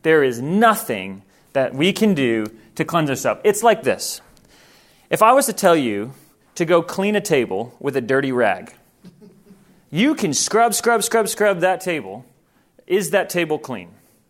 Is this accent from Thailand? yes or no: yes; Thailand; I grew up in Thailand. And I grew up in a place that's very well known for spiritual presence, for witch doctors.